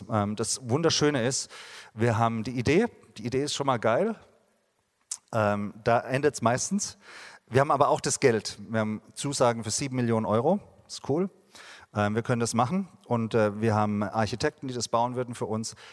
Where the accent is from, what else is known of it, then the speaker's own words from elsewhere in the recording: Baden-Württemberg, Germany; ich habe ein Riesenherz für meine Stadt Heidelberg. Ich bin da in der Nähe aufgewachsen